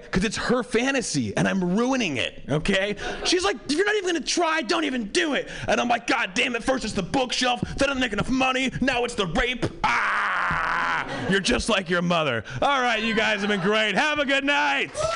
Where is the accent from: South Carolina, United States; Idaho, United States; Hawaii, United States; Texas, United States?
Hawaii, United States; I grew up white in Hawaii.